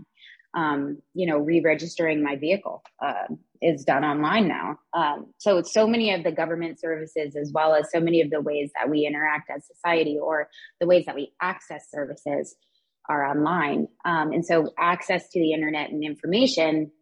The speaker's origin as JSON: {"language": "English", "country": "United States", "said": "as an American"}